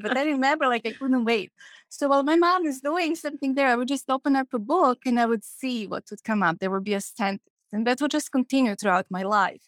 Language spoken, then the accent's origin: English; Belgrade, Serbia; moved away; when I was growing up in Belgrade